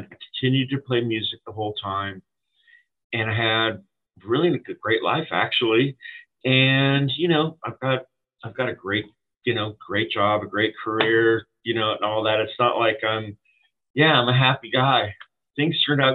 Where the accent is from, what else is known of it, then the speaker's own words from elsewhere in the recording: California, United States; we are from California.